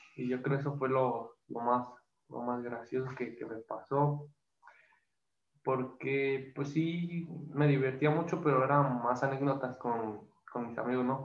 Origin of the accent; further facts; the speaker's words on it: Toluca, State of Mexico, Mexico; como yo soy de Toluca